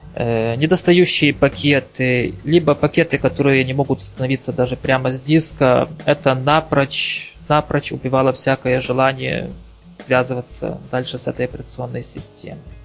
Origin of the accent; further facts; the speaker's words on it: Ukraine; also born or lived in Kyiv; я с Украины